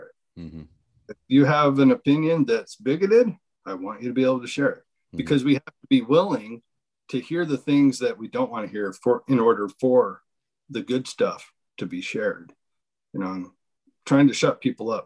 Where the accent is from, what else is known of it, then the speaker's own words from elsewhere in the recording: Montana, United States; my home state, Montana